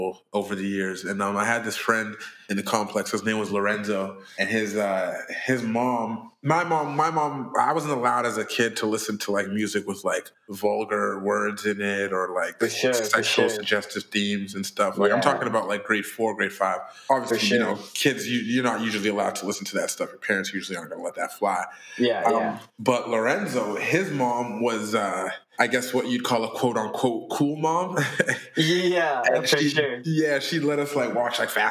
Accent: Surrey, British Columbia, Canada; I'm born and raised in Surrey, BC.

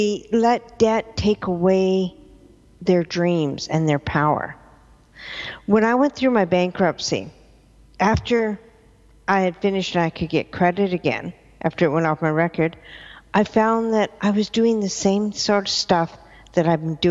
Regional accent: Victoria, British Columbia, Canada; also born or lived in Vancouver; I'm originally from Victoria

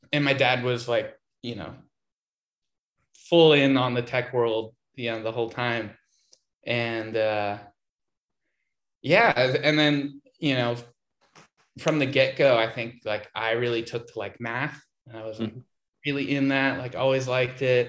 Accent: California, United States; born and raised in California

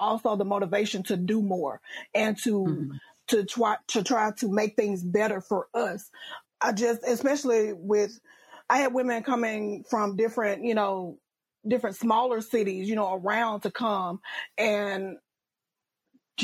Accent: Louisiana, United States; I'm from Louisiana

